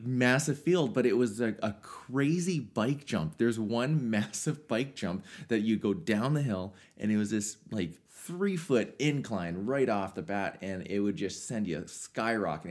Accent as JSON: {"language": "English", "area": "Swift Current", "region": "Saskatchewan", "country": "Canada", "tie": "born or raised there", "said": "growing up in South Current"}